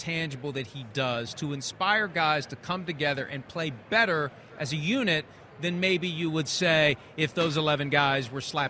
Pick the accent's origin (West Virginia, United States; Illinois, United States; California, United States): West Virginia, United States; Wheeling; I grew up in Wheeling's coming 60 miles away.